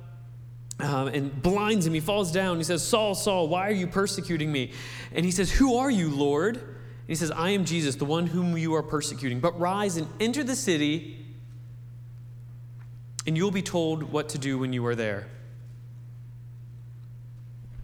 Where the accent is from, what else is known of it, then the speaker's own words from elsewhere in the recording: Wheeling, West Virginia, United States; I grew up over near Wheeling, West Virginia